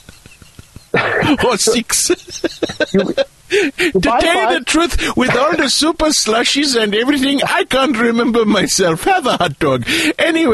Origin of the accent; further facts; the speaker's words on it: United States; I'm a Scotch-Irish at my heart. I'm an American redneck